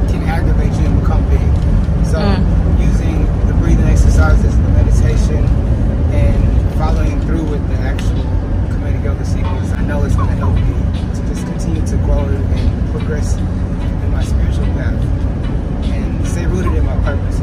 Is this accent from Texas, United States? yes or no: yes; Houston, Texas, United States; moved away as an adult; also born or lived in New York; now in Washington, D.C., United States; I'm originally from Houston, Texas, and I currently live in DC